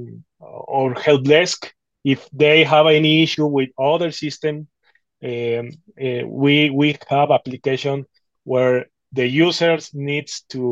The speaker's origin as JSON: {"language": "English", "region": "Mexico City", "country": "Mexico", "said": "I'm from Mexico City."}